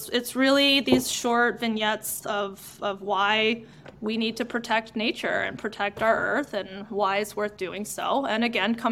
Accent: New York, United States; now in Seattle, United States; I come from New York where they salt very well

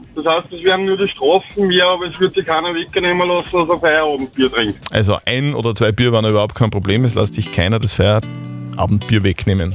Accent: Austria; bei uns in Österreich

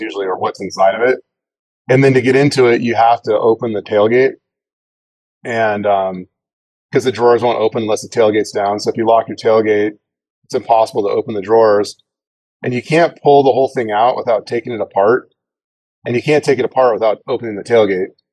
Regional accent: Idaho, United States; I'm I'm from Idaho

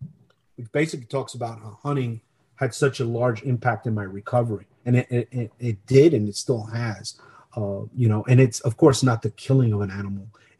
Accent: United States; I'm an American that did a job because I love my country, suffered the consequences

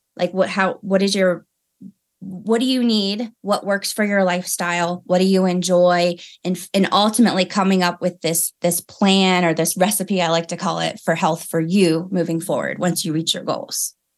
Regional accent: Maryland, United States; moved away as an adult; now in Colorado Springs, United States; I'm from Maryland, and then I moved to Colorado three years ago

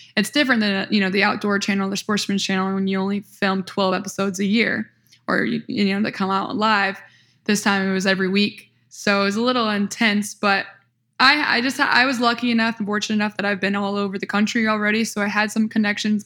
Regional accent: small town near Peoria, Central Illinois, United States; I am from Central Illinois, small town near Peoria, Illinois

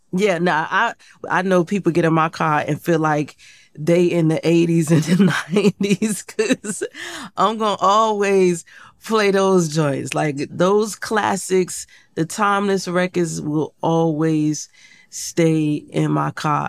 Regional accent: Portsmouth, Virginia, United States; moved away; I grew up in Portsmouth, Virginia

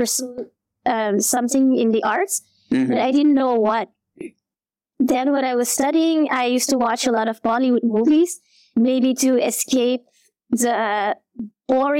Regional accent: Belgium; also born or lived in India; I am from Belgium, but I am half Japanese and half Guatemalan

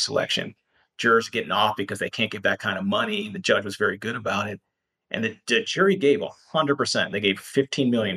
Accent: Pennsylvania, United States; moved away; I'm from Pennsylvania originally, so I get cases there and here and there

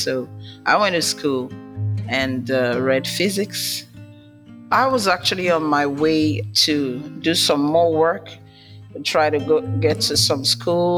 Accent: Nigeria; I'm from Nigeria, from Africa

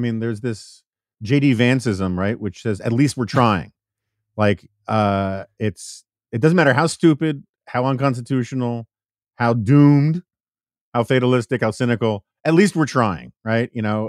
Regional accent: New York City, New York, United States; particularly in the city I grew up in New York City.

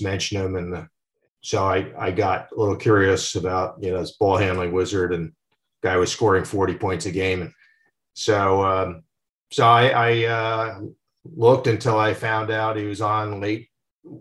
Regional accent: Westfield, New Jersey, United States; growing up in New Jersey

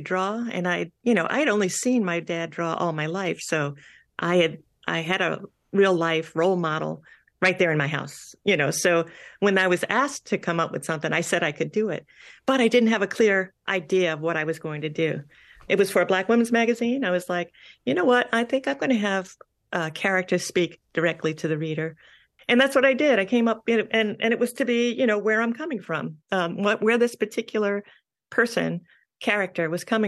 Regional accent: Long Island, New York, United States; I grew up on Long Island.

